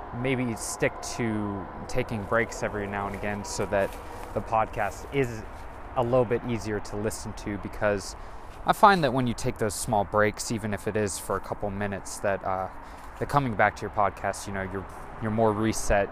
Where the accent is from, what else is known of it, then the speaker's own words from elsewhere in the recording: Monterey, California, United States; moved away; I am originally from Monterey, California